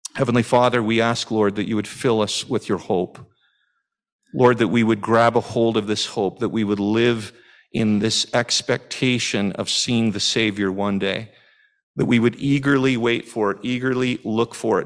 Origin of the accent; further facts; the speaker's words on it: Canada; As a Canadian